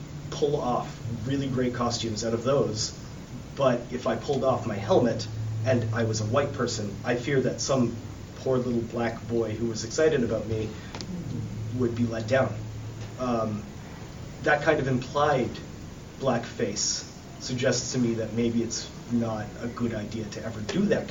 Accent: Canada; I'm also Canadian, so I would be very apologetic

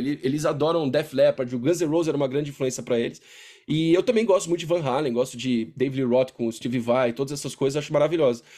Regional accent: Brazil; eu sou, cresci no Brasil

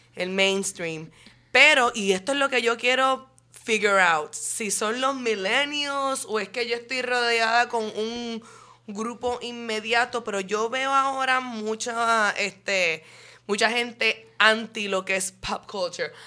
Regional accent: Puerto Rico; encuentro orgullo puertorriqueño

